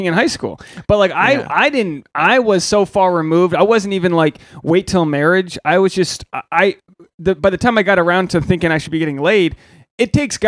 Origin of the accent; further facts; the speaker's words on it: Newport, Rhode Island, United States; Newport, Rhode Island